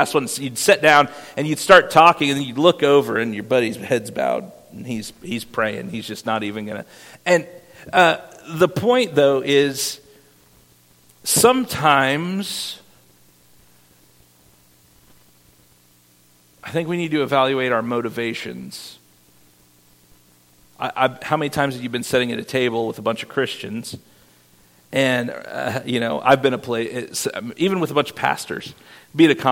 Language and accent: English; Iowa, United States; moved away; my hometown in Iowa